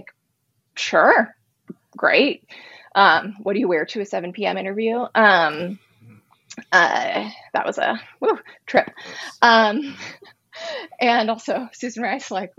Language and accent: English; West Coast, United States; I'm from the West Coast.